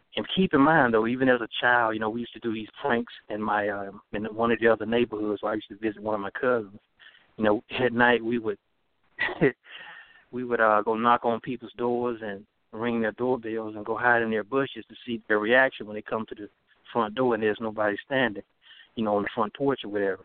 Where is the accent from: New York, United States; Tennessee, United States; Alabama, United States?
Alabama, United States; Dothan; growing up in Southeast Alabama